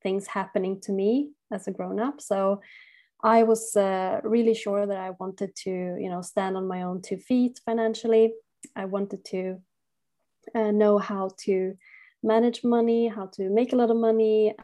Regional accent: Sweden; moved away as an adult; also born or lived in Barcelona, Spain / Switzerland; I'm originally from Sweden

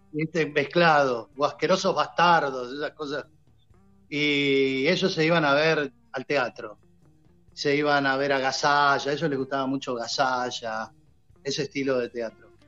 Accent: Banfield, Buenos Aires Province, Argentina; yo cuando era chico, mi familia veníamos... somos de Banfield

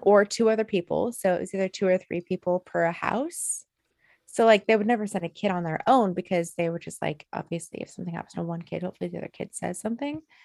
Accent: Alaska, United States; born or raised there

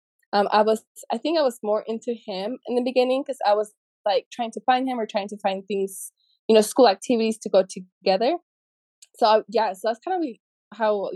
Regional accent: Utah, United States; I grew up here in Utah, and yeah, so I'm Mexican American

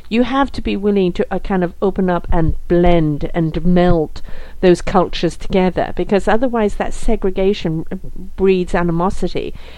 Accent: North West England, United Kingdom; also born or lived in South Africa; now in Canada; I'm British born, actually around the corner from you. I'm Lancashire lass.

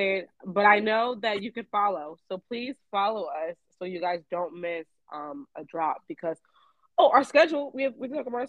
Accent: Philadelphia, Pennsylvania, United States; Now listen, I'm from Philly, so I know what a cheesesteak tastes like.

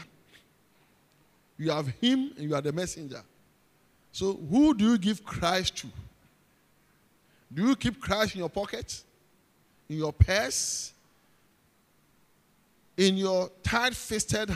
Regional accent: Ghana; accent: Ghanaian; I'm from Ghana

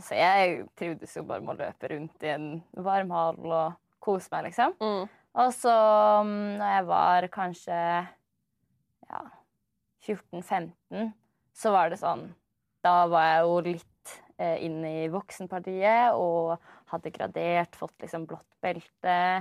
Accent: Oslo, Norway; Jeg er fra Oslo. Født og oppvokst i Oslo

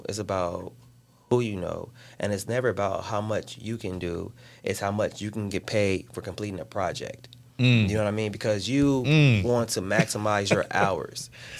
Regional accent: Chicago, Illinois, United States; I'm from the south side of Chicago.

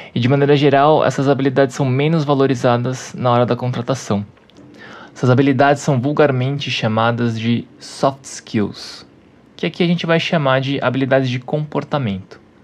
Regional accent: Brazil; Para mim, que sou brasileiro

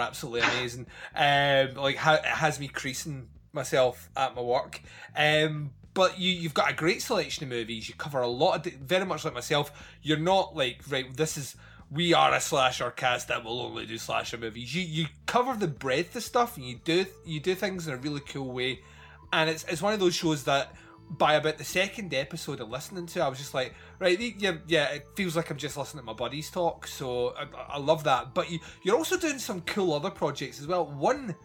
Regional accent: Scotland, United Kingdom; I am Scottish.

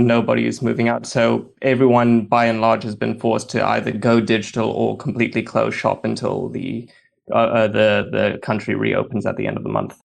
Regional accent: Durban, KwaZulu-Natal, South Africa; I'm from Sou-, S-, Durban, South Africa

